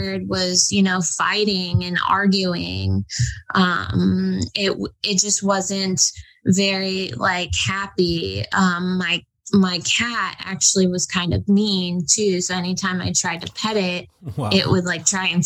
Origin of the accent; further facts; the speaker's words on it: New York City, New York, United States; moved away; also born or lived in Florida / Los Angeles, California; I was born in New York City in 1990. I lived in Manhattan on the Upper East Side